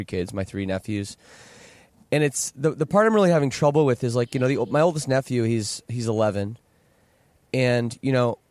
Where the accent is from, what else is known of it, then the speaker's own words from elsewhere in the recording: Canada; I'm Canadian